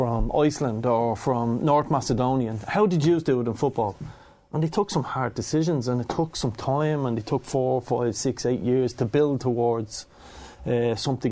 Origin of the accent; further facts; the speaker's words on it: Dublin, Leinster, Ireland; I grew up in Kilnardon